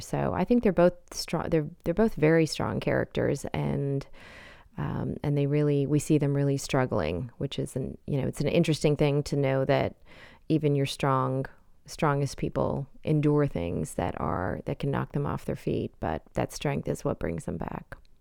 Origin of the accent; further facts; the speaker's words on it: Canada; moved away as an adult; also born or lived in India (parents); now in United States; I was born in Canada and have spent my adult life in the United States, but my parents are from India